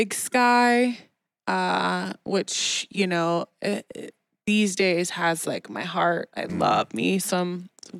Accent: Kansas City, Missouri, United States; I'm born and raised in Kansas City. So I've never left KC

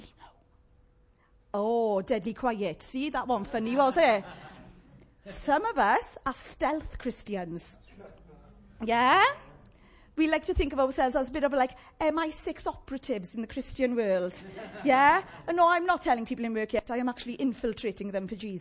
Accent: Llanelli, Wales, United Kingdom; accent: Llanelli; my Llanelli accent

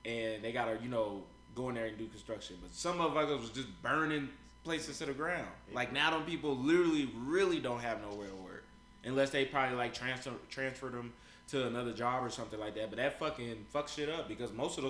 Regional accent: Kansas City, Missouri, United States; I got this girl that I grew up with in Kansas City

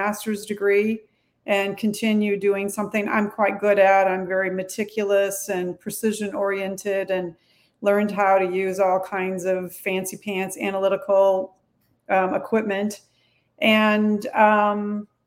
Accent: south of Houston, Texas, United States; I'm actually a Texan. I was born south of Houston

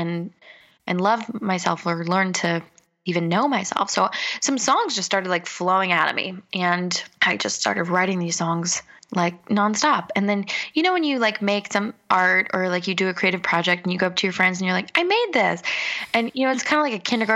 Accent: Los Angeles, California, United States; moved away as an adult; now in Bali, Indonesia; I grew up in Los Angeles

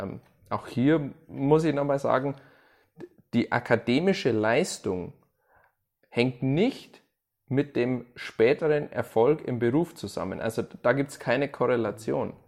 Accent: Germany; als Deutscher ist man da ehrlich

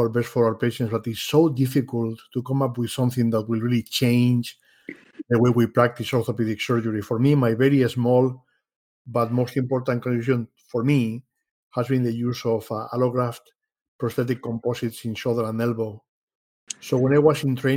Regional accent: Madrid, Community of Madrid, Spain; moved away as an adult; now in Rochester, United States; I was born in Madrid, Spain.

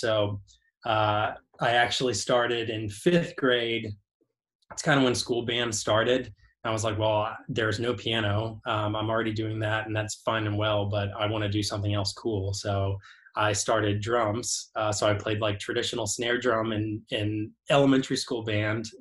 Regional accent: Rockville, Maryland, United States; moved away as an adult; now in Nashville, United States; grew up in right outside of DC. We're about 10 miles north of the city.

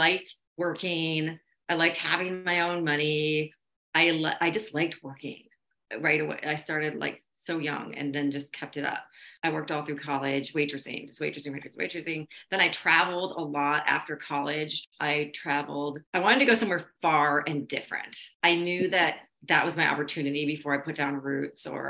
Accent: Minnesota, United States; also born or lived in Chicago; Minnesota is all I really remember growing up

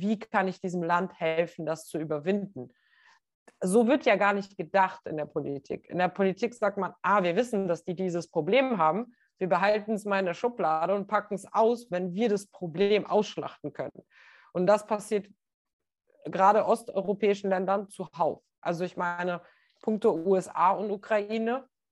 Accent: North Macedonia; Ich bin ja aus Nordmazedonien

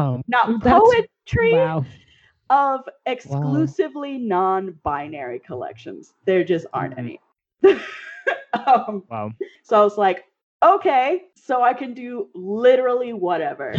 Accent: Miami, Florida, United States; moved away; also born or lived in Pacific Northwest; I grew up in Miami

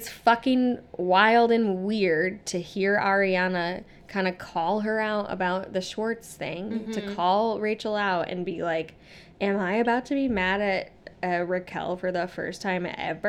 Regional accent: Midwest, United States; growing up in the Midwest

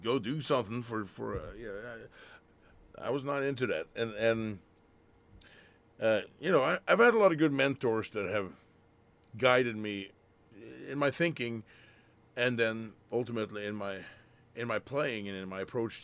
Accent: Bamble, Vestfold og Telemark, Norway; English is a second language; moved away as an adult; also born or lived in Oslo, Norway; now in United States; I'm, you know, from a very small town in Norway. It's in the county of Bamble

